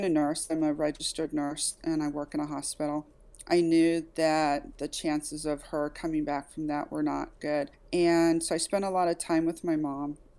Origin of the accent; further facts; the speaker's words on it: Kansas City, Missouri, United States; I've born and raised in Kansas City, Missouri